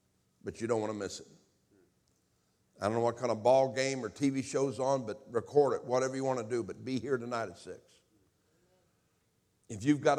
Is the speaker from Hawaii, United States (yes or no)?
no; Indianapolis, Indiana, United States; born there; I was born in Indianapolis, Indiana. I was born into a home that from all outward appearances had everything.